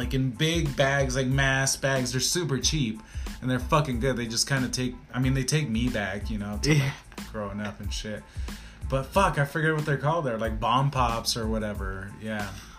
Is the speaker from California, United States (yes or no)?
yes; California, United States; I grew up in California, kind